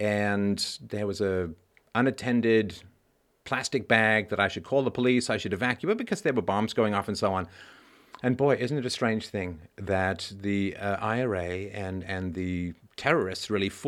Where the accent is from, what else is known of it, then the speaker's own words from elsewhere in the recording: England, United Kingdom; also born or lived in Ireland; So yes, I was born in Ireland. And I've spent a good deal of my youth there in the summers with relatives, although I technically grew up in England and went to boarding school in Cheltenham.